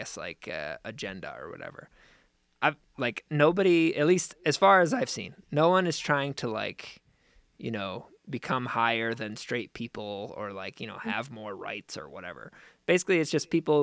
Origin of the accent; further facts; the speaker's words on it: United States; just as an American